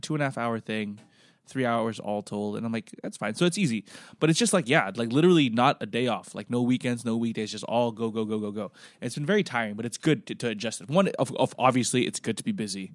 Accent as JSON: {"language": "English", "country": "Philippines", "moved": "yes", "lives_now": "Singapore", "said": "I'm from the Philippines"}